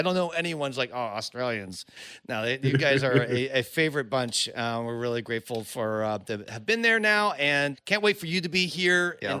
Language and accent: English; United States; as an American